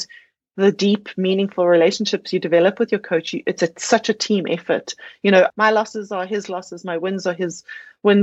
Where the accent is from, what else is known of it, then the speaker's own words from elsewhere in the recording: South Africa; being a South African on South African soil